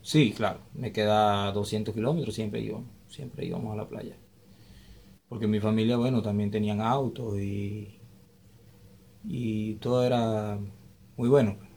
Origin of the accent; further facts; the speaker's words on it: Maturín, Monagas, Venezuela; moved away as an adult; also born or lived in Lima, Peru; Yo soy de Monagas, Maturín